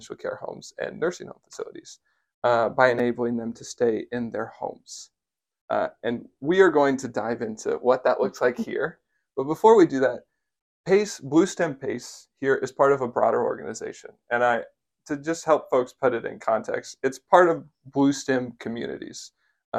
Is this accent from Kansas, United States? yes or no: yes; Ness City, Kansas, United States; my hometown, Ness City